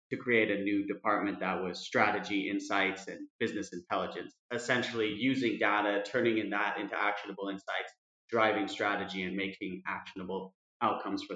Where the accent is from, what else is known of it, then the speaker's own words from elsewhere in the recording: Denver, Colorado, United States; moved away as an adult; also born or lived in London; now in Madrid, Spain; You can tell by my accent, I wasn't born in Madrid, born and raised in Denver, Colorado, and then moved to Europe with my wife 10 years ago